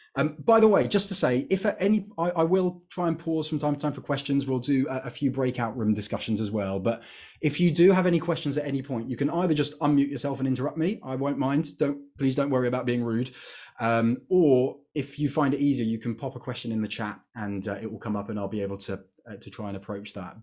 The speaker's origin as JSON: {"language": "English", "country": "United Kingdom", "said": "I'm British"}